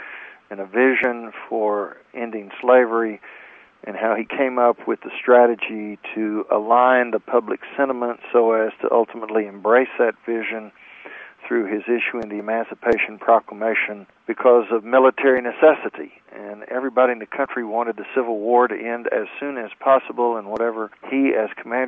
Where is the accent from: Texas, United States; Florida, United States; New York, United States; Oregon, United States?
Texas, United States; I'm from Texas. I'm a southerner